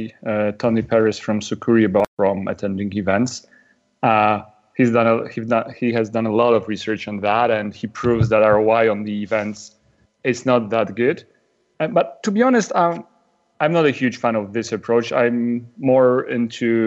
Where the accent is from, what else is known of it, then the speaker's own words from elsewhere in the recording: Poland; I'm from Poland, which is a country in Central